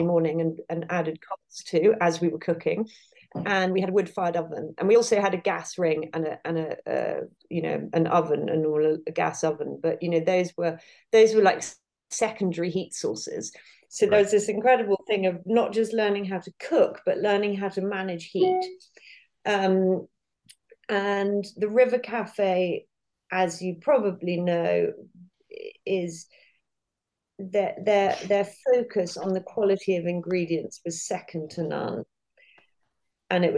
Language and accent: English; Herefordshire, West Midlands, United Kingdom; where I spent a lot of time growing up in Herefordshire, we were surrounded by farmers.